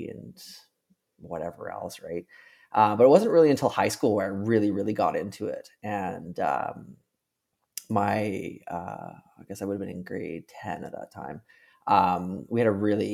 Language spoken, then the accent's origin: English; Penticton, British Columbia, Canada; also born or lived in Victoria, Canada; I moved from Penticton to Victoria for school